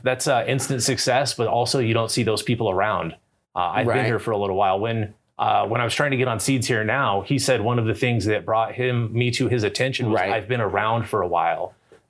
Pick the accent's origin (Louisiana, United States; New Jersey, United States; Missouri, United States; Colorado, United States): Colorado, United States; Like, I'm from Colorado. Here's my weed. I'm proud.